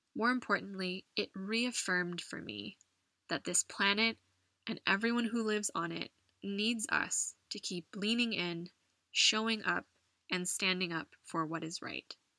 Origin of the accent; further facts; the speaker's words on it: United States; moved away as an adult; now in Madrid, Spain; my home country of the US